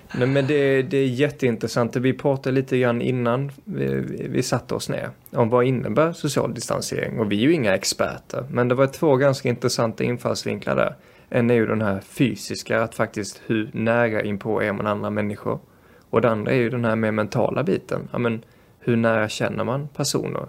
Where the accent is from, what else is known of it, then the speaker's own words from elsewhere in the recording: Sweden; also born or lived in Brazil; Som svensk